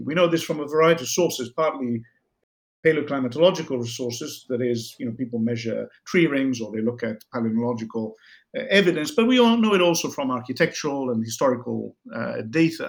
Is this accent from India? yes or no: no; Bologna, Emilia-Romagna, Italy; my hometown of Bologna in Italy